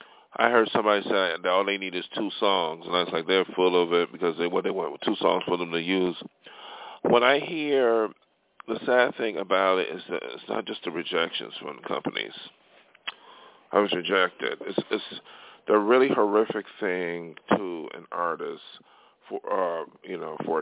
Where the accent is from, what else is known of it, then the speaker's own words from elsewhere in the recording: hometown with Erie Community College, New York, United States; moved away as an adult; now in Los Angeles, United States; study music in my hometown, you know, at Erie Community College